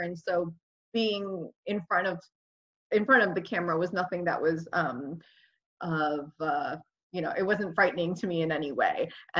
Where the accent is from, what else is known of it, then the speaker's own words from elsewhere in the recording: New Jersey, United States; my experience growing up in Jersey was awesome. I think, I mean, my parents originally when they came had wanted to live in Queens because that's where everybody had family. But then my dad's uncle was in Jersey, so they ended up moving to Jersey to be closer to him.